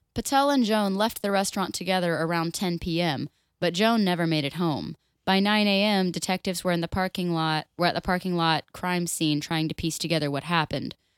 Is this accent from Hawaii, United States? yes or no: no; Florida, United States; I am born and raised in Florida, I'm three fourths Irish